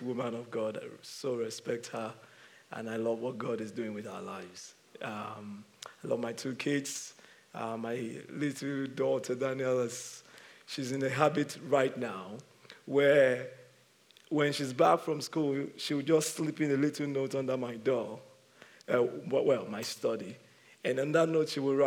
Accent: Nigeria; moved away; I'm from Nigeria

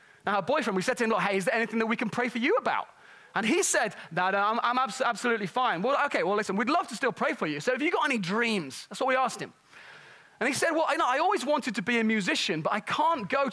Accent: Nottingham, East Midlands, United Kingdom; moved away; where I grew up in Nottingham

